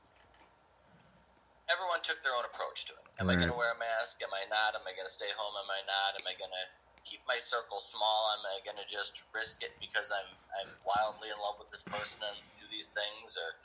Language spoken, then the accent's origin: English; Aurora, United States; born and raised in Aurora